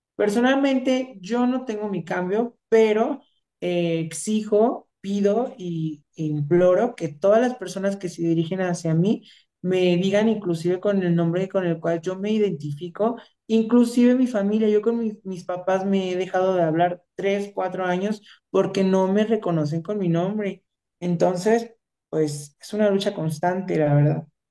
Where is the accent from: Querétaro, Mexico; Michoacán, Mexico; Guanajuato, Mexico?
Michoacán, Mexico; yo soy de Michoacán